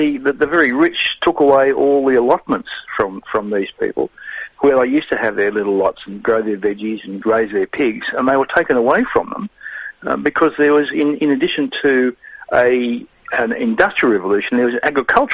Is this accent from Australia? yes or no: yes; Australia